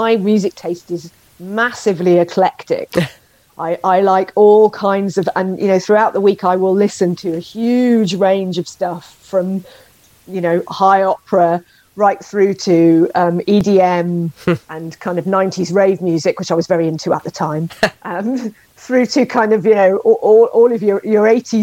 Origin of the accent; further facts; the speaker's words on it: Wales, United Kingdom; we are a musical nation